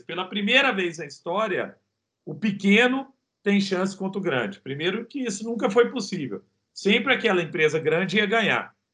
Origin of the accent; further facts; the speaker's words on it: Araguari, Minas Gerais, Brazil; accent: country (roça) accent; moved away as an adult; also born or lived in Rio de Janeiro; Eu sou de Araguari. Araguari é Guerre para quem fala inglês, e Guerre fica no Triângulo Mineiro